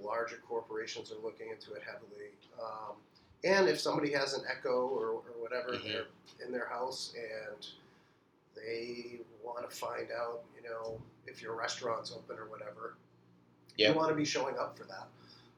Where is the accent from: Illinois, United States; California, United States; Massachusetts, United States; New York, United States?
Massachusetts, United States; Boston; now in Bedford, United States; Yeah, I'm originally from